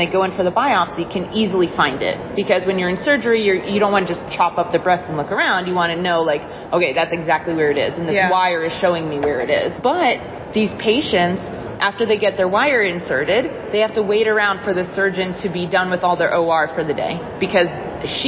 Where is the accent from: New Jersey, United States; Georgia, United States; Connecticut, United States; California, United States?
New Jersey, United States; I am from New Jersey originally